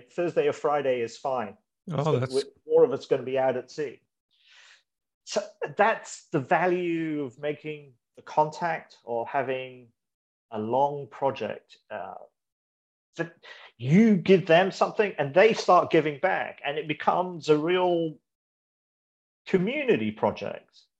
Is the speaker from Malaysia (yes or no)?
yes; Malaysia; born there; I was born in Malaysia, but I moved around the, the world for a few bit.